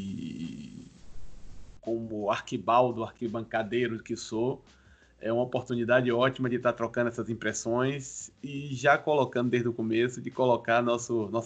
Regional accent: Bahia, Brazil; Como baiano e torcedor do Vitória que sou, eu conheci o futebol pela antiga Fonte Nova

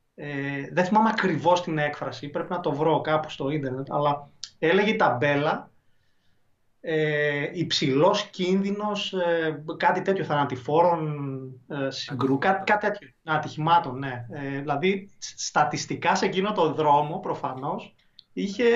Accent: Thessaloniki, Central Macedonia, Greece

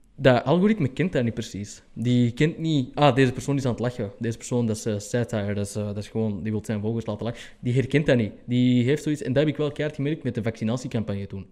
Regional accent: Antwerp, Flanders, Belgium; ik als Antwerpenaar

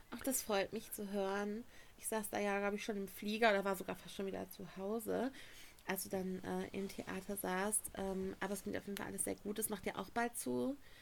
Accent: Germany; wir kommen aus Deutschland

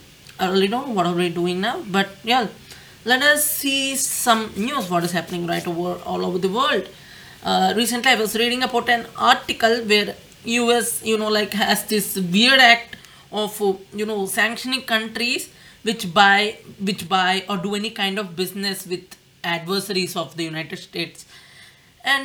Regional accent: India; I'm Indian

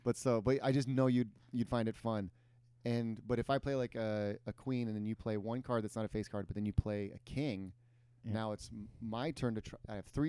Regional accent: Midwest, United States; moved away as an adult; now in Los Angeles, United States; being a Midwesterner coming here.

